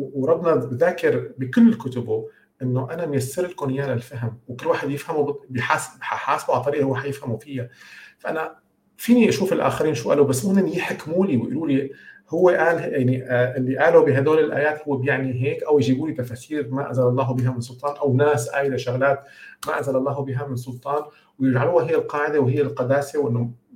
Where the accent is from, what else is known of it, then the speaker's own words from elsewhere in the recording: Syria; moved away as an adult; also born or lived in United States; كوني انا كنت عايش بسوريا يعني انا سافرت من سوريا كان عمري 22 سنه